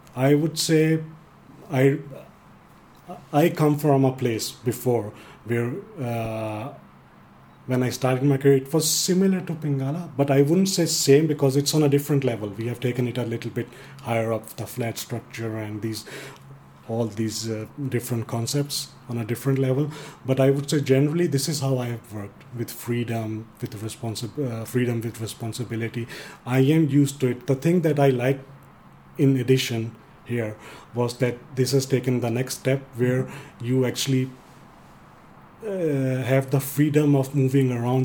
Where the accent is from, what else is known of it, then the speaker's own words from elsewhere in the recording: Denmark; English is a second language; I'm born and raised in Denmark, but uh, uh, I have a background as the same Indian Pakistani culture